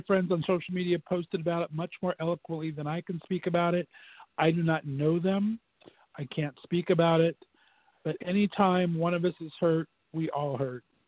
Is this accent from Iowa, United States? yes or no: no; West Covina, California, United States; where I grew up near where I grew up in West Covina